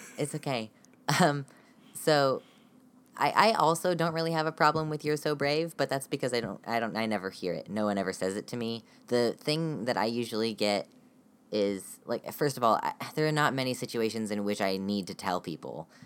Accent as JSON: {"language": "English", "country": "United States", "said": "I am from the United States"}